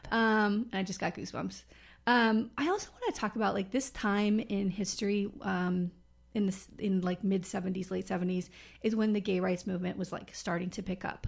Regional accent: Wilton Manors, Florida, United States; I grew up in Walton Manors, which is a very gay community

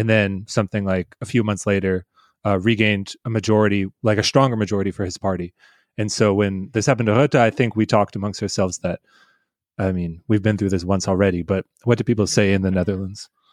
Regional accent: Boston, Massachusetts, United States; I'm from Boston

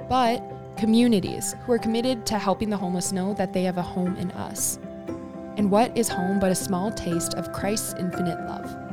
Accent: United States; I'm American

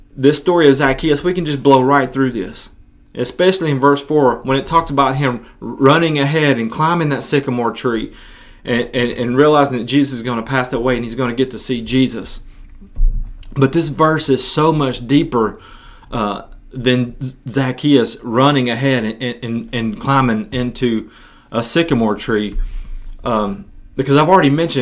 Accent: West Tennessee, United States; my hometown in West Tennessee

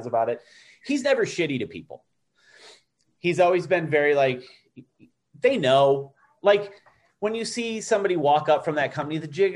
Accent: Toledo, Ohio, United States; We're both from Toledo.

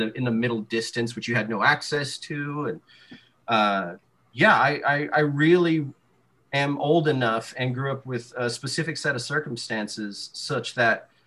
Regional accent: San Angelo, Texas, United States; I grew up in West Texas in the mid 90s.

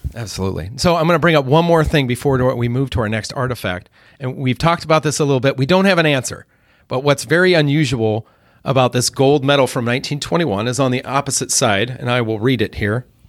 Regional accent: United States

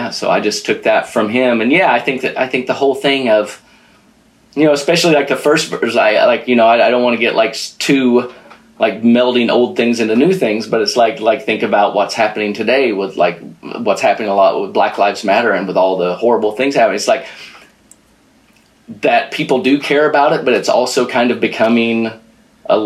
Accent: southern Missouri, United States; moved away as an adult; also born or lived in Kansas City; now in New Jersey, United States; I'm actually from Missouri, grew up in southern Missouri and lived around Kansas City for years. And now I live out in Jersey

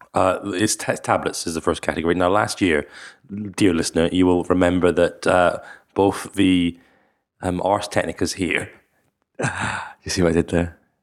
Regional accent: Scotland, United Kingdom; I'm from Scotland

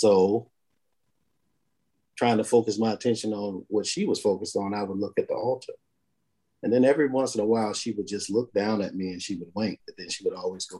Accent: Savannah, Georgia, United States; I'm from Savannah, Georgia.

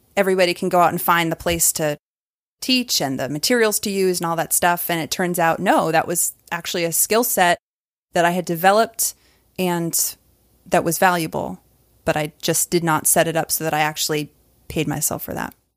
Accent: Maine, United States; moved away as an adult; also born or lived in California; now in Atlanta, United States; I moved to Atlanta from Maine, where I'd grown up

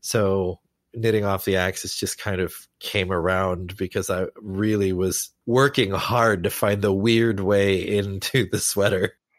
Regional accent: Lawrence, Kansas, United States; I grew up, I grew up in Lawrence, Kansas

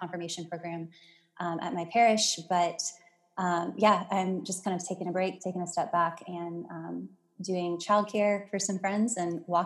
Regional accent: Mississippi, United States; also born or lived in Louisiana; born in Louisiana, grew up in Mississippi

